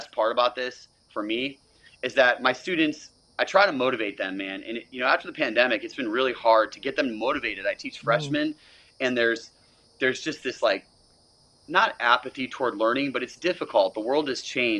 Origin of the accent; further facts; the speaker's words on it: Florida, United States; I am from Florida